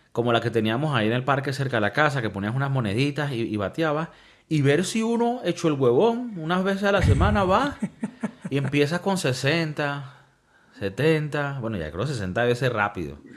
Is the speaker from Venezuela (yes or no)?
yes; Venezuela; crecí con, en Venezuela